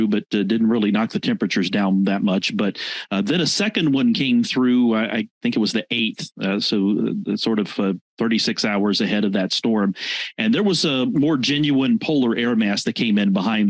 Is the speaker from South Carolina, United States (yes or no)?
yes; Rock Hill, South Carolina, United States; I grew up in Rock Hill, late 70s in the 80s.